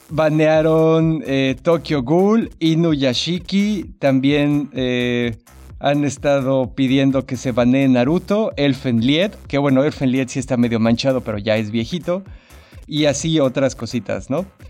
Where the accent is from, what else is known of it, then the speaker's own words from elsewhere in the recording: Mexico City, Mexico; como buen ñoño chilango ahí me la vivía